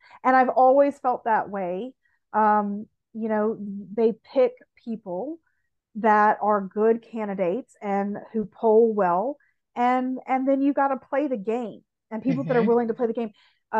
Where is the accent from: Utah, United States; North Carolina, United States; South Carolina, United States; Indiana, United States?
South Carolina, United States; born or raised there; moved away